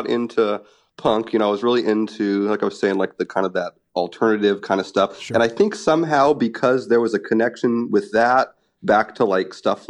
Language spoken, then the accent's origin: English; Washington, United States; Yeah, I grew up like near Portland. I grew up in like a small logging town that's just over the border into Washington.